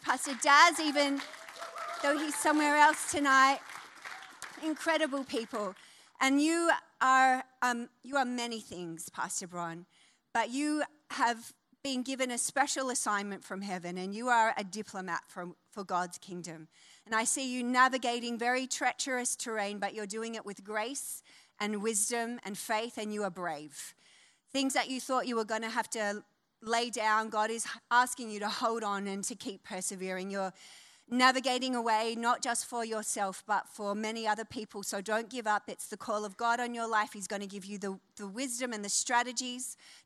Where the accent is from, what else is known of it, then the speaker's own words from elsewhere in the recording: Wollongong, New South Wales, Australia; moved away; also born or lived in New Zealand / Northern Beaches, Sydney; I am from Wollongong, C3 Believe in Wollongong. I've come back to my roots.